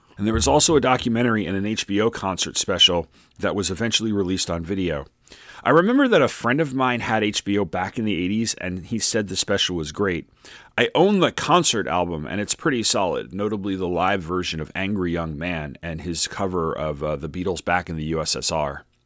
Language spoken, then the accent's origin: English; Long Island, New York, United States; I grew up on Long Island.